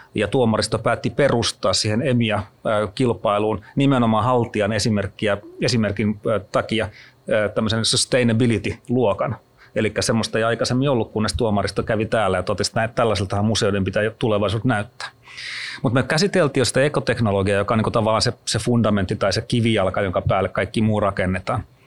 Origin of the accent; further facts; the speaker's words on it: Kruunupyy, Central Ostrobothnia, Finland; moved away; mä oon Keski-Pohjanmaalta kotoisin kruunupyystä